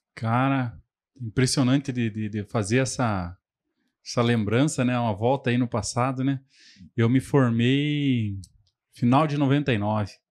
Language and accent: Portuguese; Telêmaco Borba, Paraná, Brazil; also born or lived in Londrina; sou nascido e crescido aqui em Telemaco